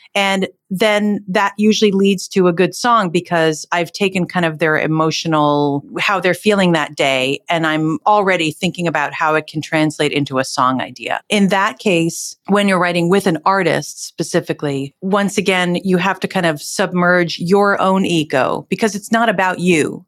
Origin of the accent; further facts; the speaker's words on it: Northern New Jersey, United States; I was born and raised in New Jersey